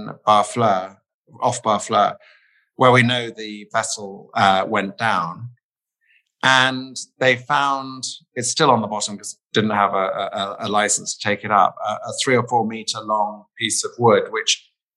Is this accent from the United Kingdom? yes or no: yes; United Kingdom; I grew up near the Wash